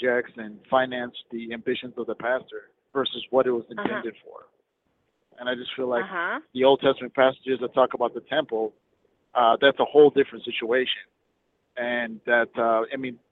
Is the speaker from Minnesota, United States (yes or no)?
yes; Minnesota, United States; I'm from Minnesota